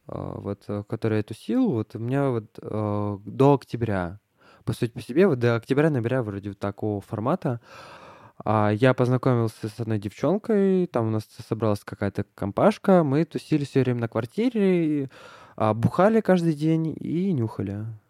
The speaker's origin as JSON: {"language": "Russian", "region": "Moscow", "country": "Russia", "tie": "born or raised there", "said": "я родился в Москве"}